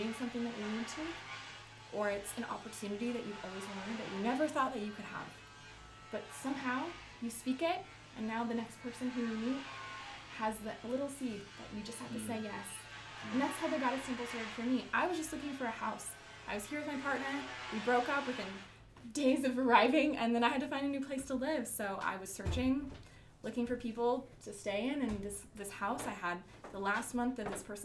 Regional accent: Oregon, United States; where I'm from Oregon

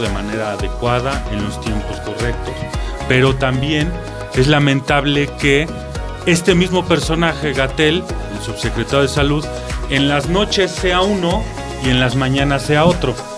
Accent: Mexico; debemos nosotros como mexicanos

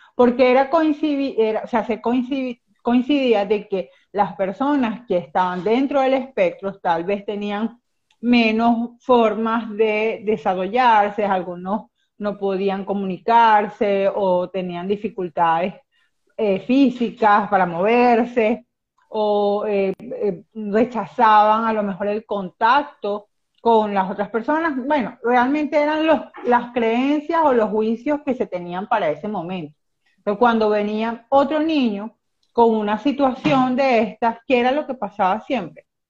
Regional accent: Venezuela; soy de Venezuela

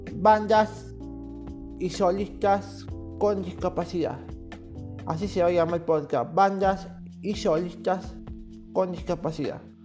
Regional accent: Córdoba, Argentina; yo soy de Córdoba Capital

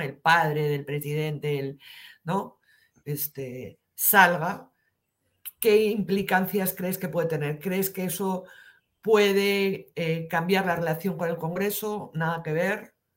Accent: Alto Aragón, Pyrenees, Aragon, Spain; moved away; yo soy alto aragonesa, de los Pirineos

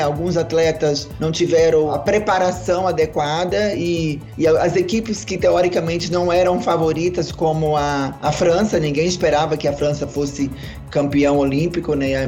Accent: Natal, Rio Grande do Norte, Brazil; Eu sou nascida também em Natal, Rio Grande do Norte

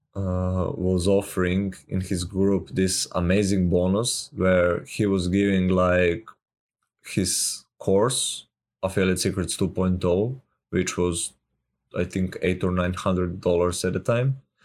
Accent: Serbia; I'm from Serbia

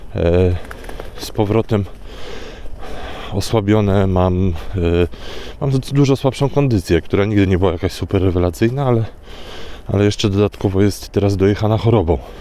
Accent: Warsaw, Masovian Voivodeship, Poland; jestem z Warszawy

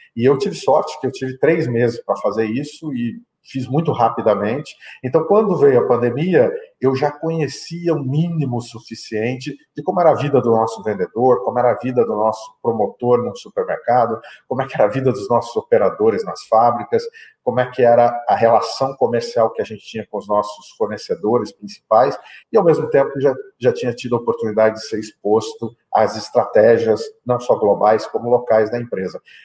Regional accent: Mato Grosso do Sul, Brazil; moved away as an adult; also born or lived in England / Canada / China; eu sou natural do Mato Grosso do Sul, fiz a minha formação é, estudantil, acadêmica no Mato Grosso do Sul

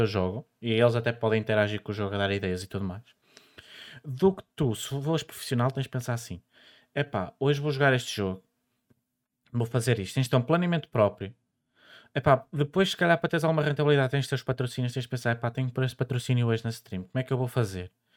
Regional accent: the North, Northern Portugal, Portugal; eu sou do Norte, eu digo verde

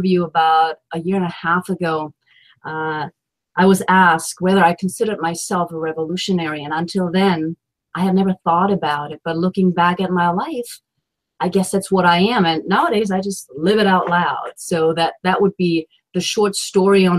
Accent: Germany; moved away as an adult; now in Washington, D.C., United States; I'm from Germany and here I am in the United States and in the capital of the United States, Washington, D.C.

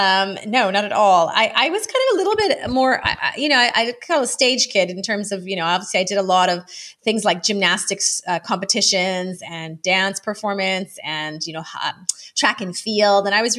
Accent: Ottawa, Ontario, Canada; now in United Kingdom; I'm originally from Canada, Ottawa, Canada, but I have lived many places, and now I am in, I guess, UK and kind of Madeira

